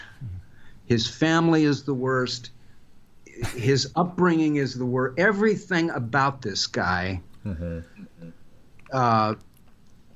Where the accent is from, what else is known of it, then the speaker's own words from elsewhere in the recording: Seattle, Washington, United States; moved away as an adult; also born or lived in Canada / San Francisco; growing up in Seattle and the high school, Roosevelt High School